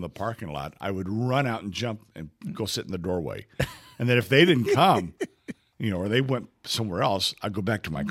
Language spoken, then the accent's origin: English; Cairo, Illinois, United States; I was born in Cairo, Illinois, the furthest city south in Illinois, and my family was from across the river in the Boot Heel of Missouri